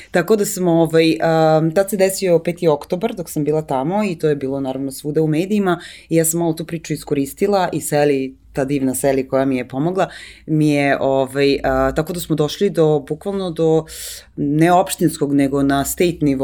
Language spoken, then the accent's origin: Croatian; Serbia; moved away as an adult; also born or lived in New York; pa ja sam iz Srbije